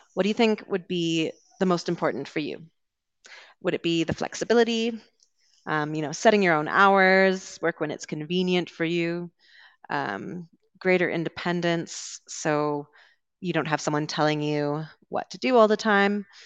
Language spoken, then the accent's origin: English; Vancouver, British Columbia, Canada; I'm from Vancouver